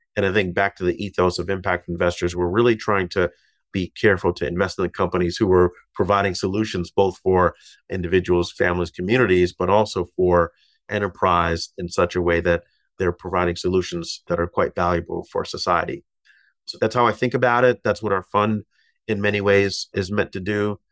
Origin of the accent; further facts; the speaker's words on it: Massachusetts, United States; now in New York, United States; my home state of Massachusetts